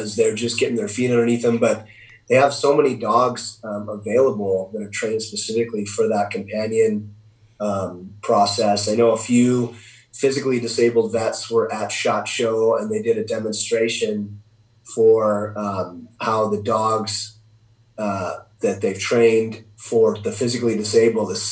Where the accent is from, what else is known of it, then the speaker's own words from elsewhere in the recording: Idaho, United States; in Idaho, in my home state of Idaho.